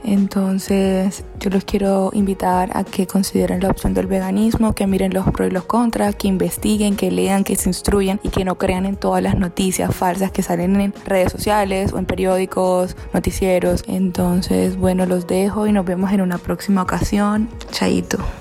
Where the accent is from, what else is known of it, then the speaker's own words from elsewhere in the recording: Barranquilla, Atlántico, Colombia; moved away as an adult; now in Spain; soy de Barranquilla, Colombia